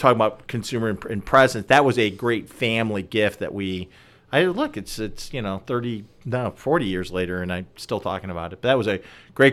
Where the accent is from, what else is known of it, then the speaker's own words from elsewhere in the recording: Chicago, Illinois, United States; I grew up in and around Chicago